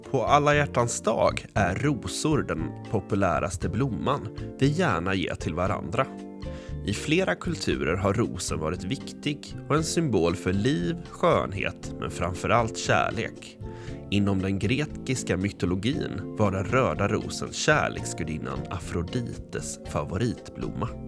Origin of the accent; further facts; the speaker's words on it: Gothenburg, Västra Götaland, Sweden; och jag kommer från Göteborg. Jag är sju år